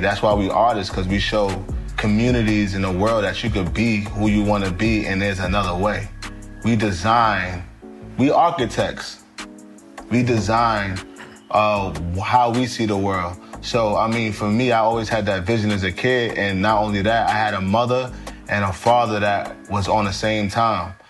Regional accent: New York City, New York, United States; I, I come from Harlem. You know, I heard shootouts every day.

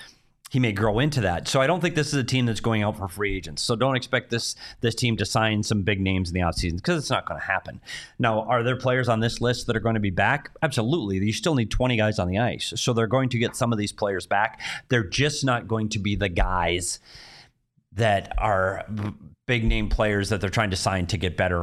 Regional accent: Minnesota, United States; I know, Minnesota. I'm a Minnesota Cup. You can't see it from there. It's too far away. But I am from Minnesota.

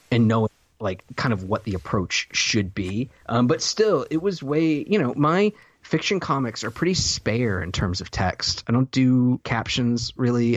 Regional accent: the South, United States; I'm from the South

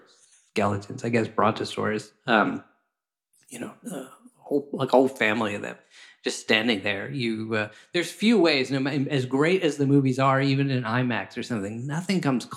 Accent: Washington, District of Columbia, United States; I grew up in Washington, D.C., going to the Smithsonian Natural History Museum

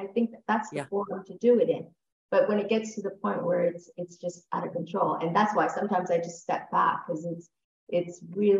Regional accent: Ontario, Canada; I'm from Ontario, Canada.

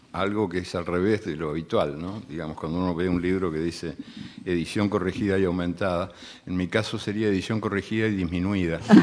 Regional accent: Uruguay; also born or lived in Argentina; yo soy uruguayo y argentino también y bueno, y de muchos otros lugares

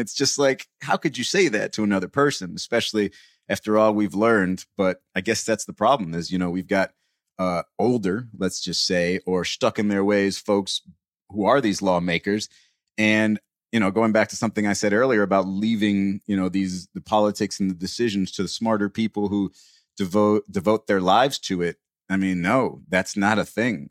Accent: United States; as an American

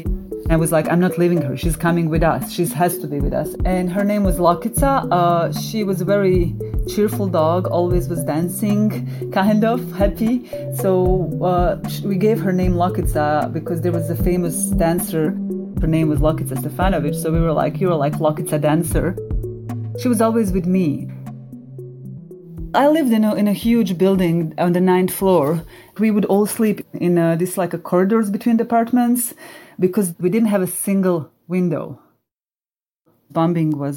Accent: Sarajevo, Bosnia & Herzegovina; moved away; I am originally from Sarajevo, Bosnia and Herzegovina. That's where I was born, lived most of my life.

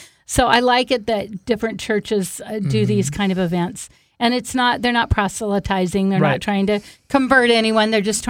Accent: Seattle, Washington, United States; My first years, I grew up in Seattle

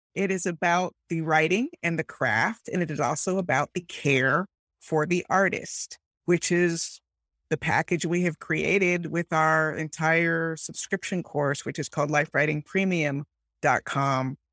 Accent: Miami, Florida, United States; I grew up in Miami

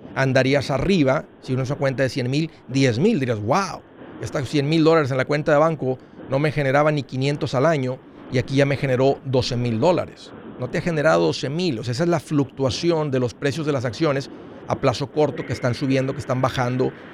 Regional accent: Matamoros, Tamaulipas, Mexico; moved away; somos paisanos, somos del mismo pueblo

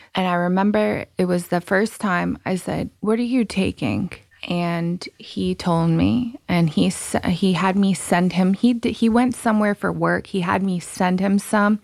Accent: Rhode Island, United States; also born or lived in Massachusetts; Rhode Island. Born in Massachusetts.

